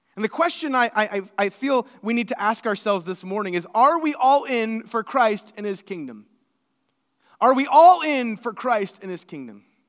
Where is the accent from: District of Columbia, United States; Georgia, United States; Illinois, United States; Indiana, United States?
Indiana, United States; Seymour; I'm from Seymour, Indiana